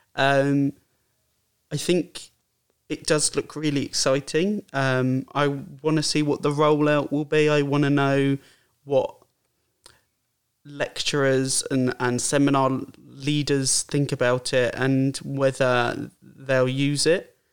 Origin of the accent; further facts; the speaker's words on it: Brighton, South East England, United Kingdom; I'm from Brighton, um, well, just outside Brighton, but from Brighton.